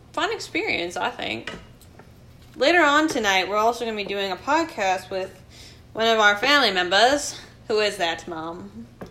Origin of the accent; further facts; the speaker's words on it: England, United Kingdom; moved away; I am not from this country. I am from England